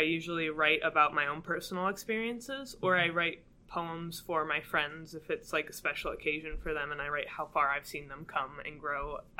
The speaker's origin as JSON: {"language": "English", "region": "Illinois", "country": "United States", "moved": "as an adult", "lives_now": "New Hampshire, United States", "said": "I'm from Illinois."}